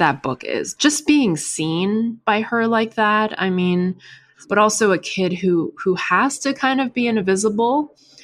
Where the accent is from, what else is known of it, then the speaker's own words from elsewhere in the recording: New York, United States; first language Chinese; English is a second language; also born or lived in China; I moved to New York at age 7. So in second grade, my school was in Chinatown